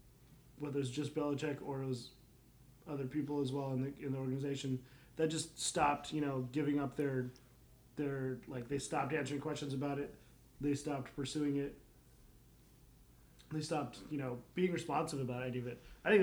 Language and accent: English; Cape Cod, Massachusetts, United States; Because I'm from Cape Cod.